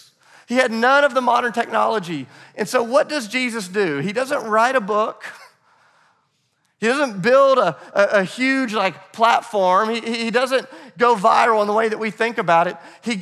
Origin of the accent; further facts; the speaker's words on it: United States; But as American Christians